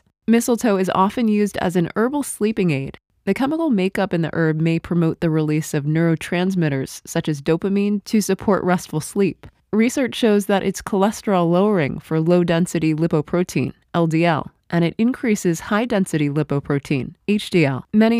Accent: Oklahoma, United States; When I was a child in my hometown in Oklahoma, we'd look high up in trees to spot a bunch, try to knock it down, and drag it home like it was a trophy.

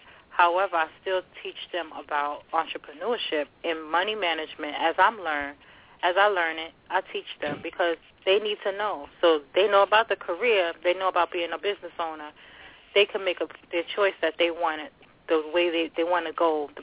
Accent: New York City, New York, United States; also born or lived in Long Island City, New York / Jersey City, New Jersey; now in New York, United States; My home city, my hometown is Long Island City, New York. Raised in the Bronx and adopted by Jersey City, New Jersey.

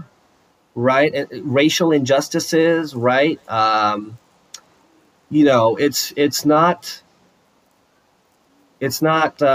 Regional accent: Orange County, Southern California, United States; I grew up here in SoCal. I moved around a little bit, but I grew up around Orange County.

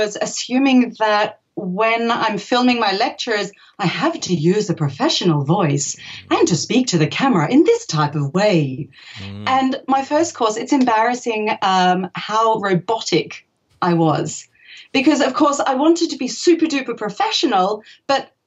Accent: Australia; now in Germany; I'm actually from Australia. So moving to Germany was kind of a big deal

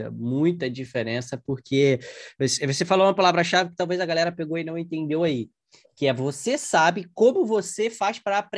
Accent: Porto Alegre, Rio Grande do Sul, Brazil; eu tô em Porto Alegre, na minha cidade natal ainda.

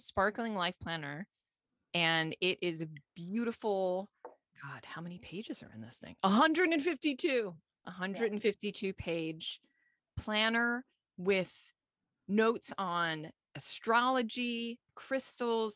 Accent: Long Island, New York, United States; accent: Long Island; my Long Island accent

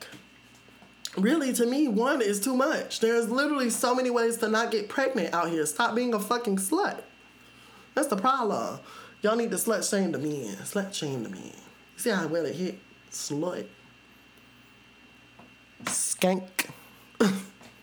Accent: the South, United States; I'm from the South

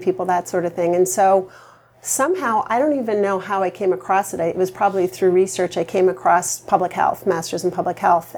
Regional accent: Vermont, United States; I grew up in Vermont

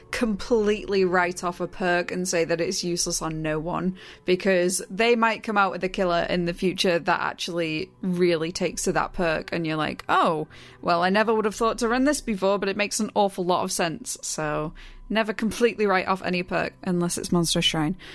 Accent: Manchester, North West England, United Kingdom; Oh, I am being Mancunian.

